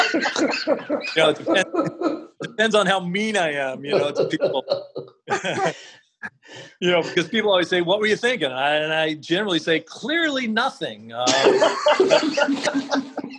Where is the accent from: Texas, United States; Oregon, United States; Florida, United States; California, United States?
Oregon, United States; I grew up in Oregon